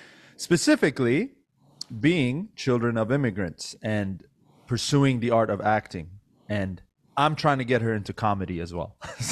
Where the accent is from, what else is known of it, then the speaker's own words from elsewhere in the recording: United States; also born or lived in Iran; I was born in Iran, but raised here.